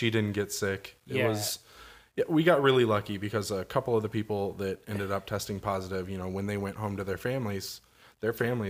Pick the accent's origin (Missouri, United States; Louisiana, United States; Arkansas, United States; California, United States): Missouri, United States; Springfield; born there; I was born in Cox Hospital, delivered by Dr. Dix, because that's just fucking hilarious, right?